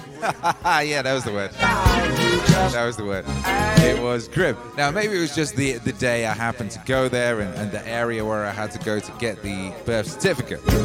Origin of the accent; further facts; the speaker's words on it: West Bromwich, West Midlands, United Kingdom; moved away; I was born in West Bromwich.